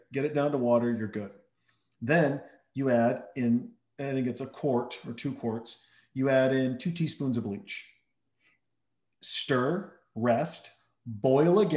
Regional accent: Montana, United States; moved away; also born or lived in Helena, Montana / Townsend, Montana / Whitefish, Montana; I'm from Helena, Montana, Townsend, Montana, but I grew up, some of my formative years were spent in the northwest corner of Montana

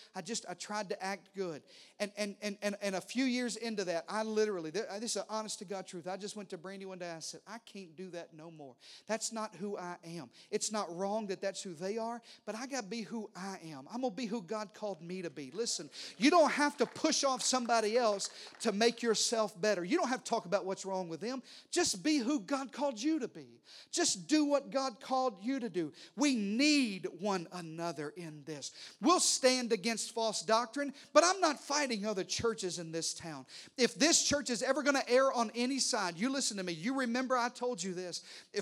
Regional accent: Texas, United States; Listen, I'm a Texan preacher. I drive an F-150, and I stand up and salute the... I'm red, white, and blue.

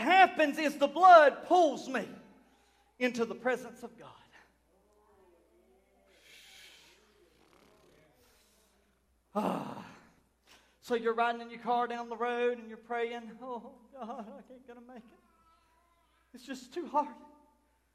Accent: United States; I was born in Chesterfield County, April the 18th in the year 1983

